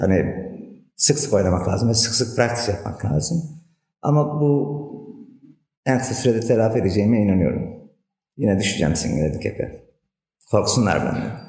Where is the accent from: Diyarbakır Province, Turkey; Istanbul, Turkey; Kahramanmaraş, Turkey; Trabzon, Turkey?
Diyarbakır Province, Turkey; now in Antalya, Turkey; 1972 Diyarbakır doğumluyum